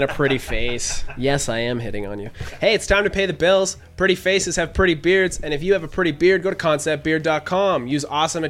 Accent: Canada; I'm from Canada.

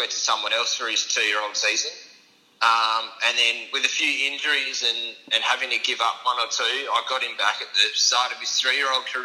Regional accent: Perth, Western Australia, Australia; moved away as an adult; Um, so, I'm from Perth.

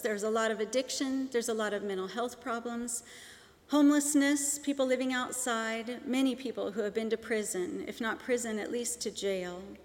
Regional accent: Seattle, Washington, United States; moved away; I grew up in Seattle, Washington

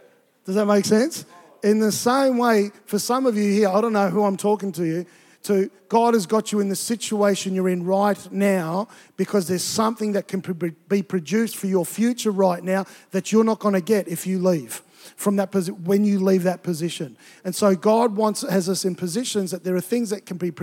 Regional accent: Tonga; moved away; also born or lived in Queensland, Australia; I grew up in Tonga, and it's a tropical environment. And I think when we moved to Queensland

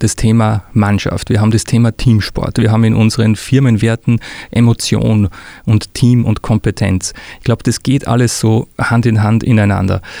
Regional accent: Austria; now in Würzburg, Germany; ich bin Österreicher, wie man unschwer hört

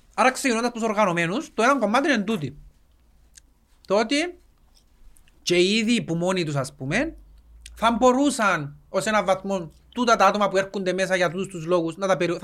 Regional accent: Cyprus; Εμείς οι Κυπρέοι

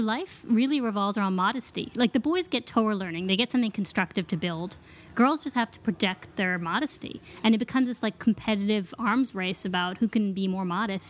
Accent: Pittsburgh, Pennsylvania, United States; now in Manhattan, United States; I'm from Pittsburgh.

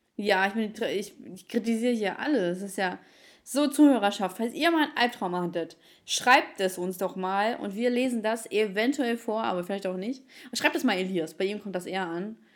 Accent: Ukraine; moved away; ich bin Ukrainerin

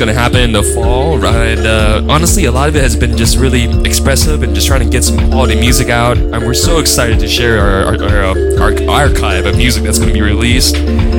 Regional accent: United States; I was born in the United States.

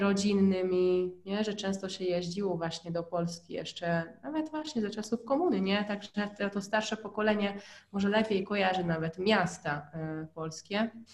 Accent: Hungary; Polish is a second language; now in Poland; jak po raz pierwszy był u nas na Węgrzech, e, to spędził z nami właśnie cztery dni w domu naszych, moich rodziców

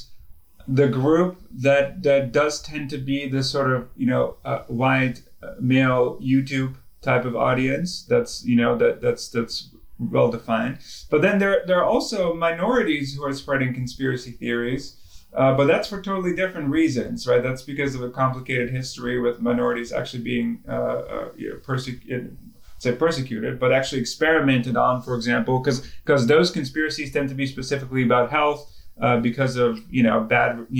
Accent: Netherlands; moved away; I'm originally from the Netherlands

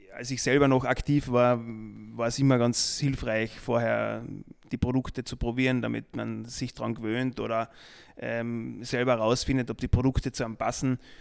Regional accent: Austria; bei uns in Österreich und in Deutschland

